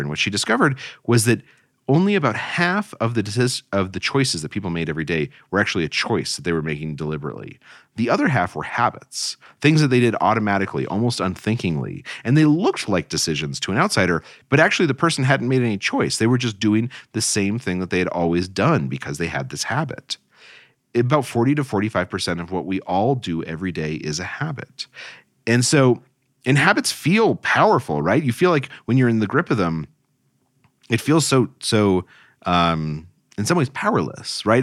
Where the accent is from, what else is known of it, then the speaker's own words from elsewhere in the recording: Albuquerque, New Mexico, United States; moved away as an adult; also born or lived in Cairo / East Coast; I grew up in Albuquerque, New Mexico, and then left to go to college on the East Coast